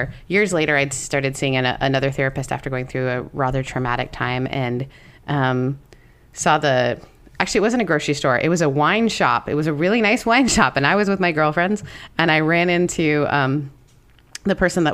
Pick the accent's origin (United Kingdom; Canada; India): Canada; As a Canadian